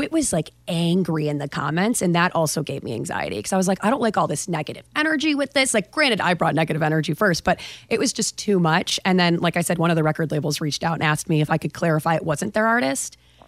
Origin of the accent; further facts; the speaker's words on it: Buffalo, New York, United States; I have, so being in Buffalo, it's kind of the same accent, kind of, except I do harder A's.